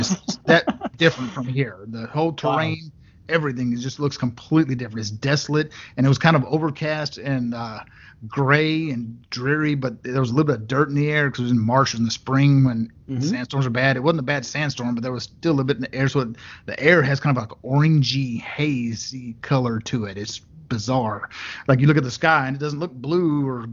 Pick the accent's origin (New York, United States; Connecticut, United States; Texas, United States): Texas, United States; Western; also born or lived in Utah / California / Florida; I was raised in Western Texas, out up on the plains, where it's like flat nothingness